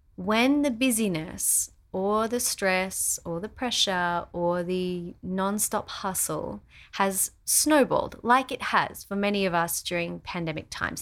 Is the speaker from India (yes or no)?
no; Australia; our house in Australia